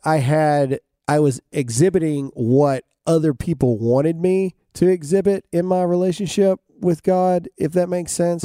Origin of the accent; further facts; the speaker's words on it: Mississippi, United States; I'm from Mississippi. I'm a redneck from, from nowhere in Mississippi.